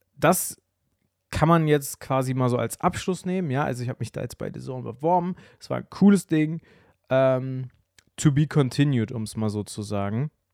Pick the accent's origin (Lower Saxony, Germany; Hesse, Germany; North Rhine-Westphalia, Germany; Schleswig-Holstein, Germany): North Rhine-Westphalia, Germany; Bielefeld; als ich kleiner war, also so, ich sag mal so 8, 9, 10 aufwärts, saß ich bei uns zu Hause in Bielefeld, in Ubedissen, im Haus